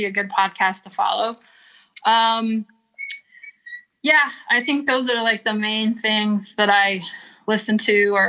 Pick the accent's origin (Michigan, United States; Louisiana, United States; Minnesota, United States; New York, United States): Michigan, United States; Flint; Growing up in Flint, we had an IHL hockey team called the Flint Generals.